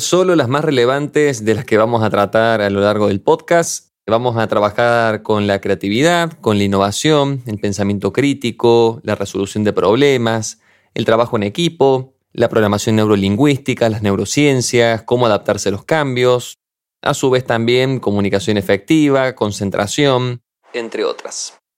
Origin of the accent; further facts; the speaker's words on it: Argentina; moved away as an adult; now in Spain; soy un argentino recién llegado a España